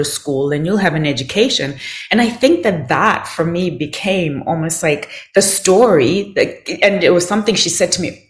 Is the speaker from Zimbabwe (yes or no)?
yes; Zimbabwe; I grew up in Zimbabwe